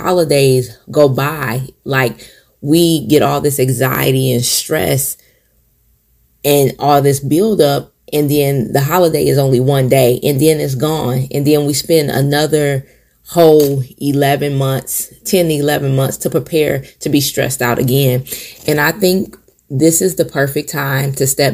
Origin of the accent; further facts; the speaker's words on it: Michigan, United States; moved away as an adult; now in South Carolina, United States; my family in Michigan